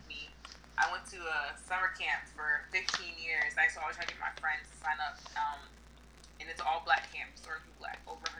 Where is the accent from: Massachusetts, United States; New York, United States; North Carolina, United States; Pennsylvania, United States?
New York, United States; New York City; I'm from Harlem, New York, born and raised. I'm 23 years old.